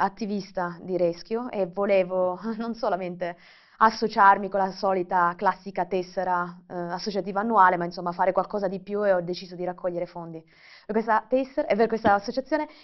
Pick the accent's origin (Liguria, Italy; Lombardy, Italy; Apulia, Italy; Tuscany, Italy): Apulia, Italy; Brindisi; accent: Salentino; Io sono originaria di Brindisi, non so se si sente un po' salentina